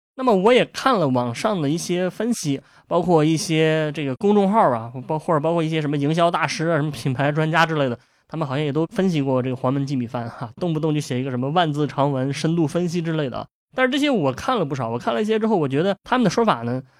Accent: Shandong, China; 我是一个山东人

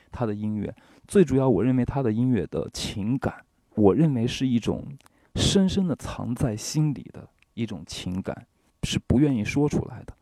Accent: China; 我是中国人

